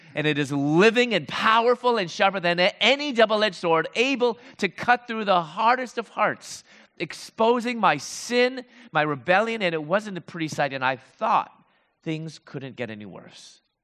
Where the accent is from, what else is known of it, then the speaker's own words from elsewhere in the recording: Chicago, Illinois, United States; moved away as an adult; also born or lived in Louisville, Kentucky; I'm from Chicago, I moved to Louisville, Kentucky